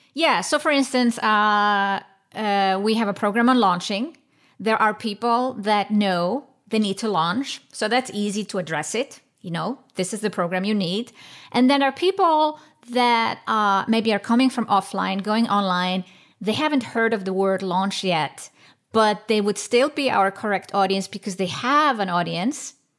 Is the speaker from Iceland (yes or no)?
yes; Iceland; I come from Iceland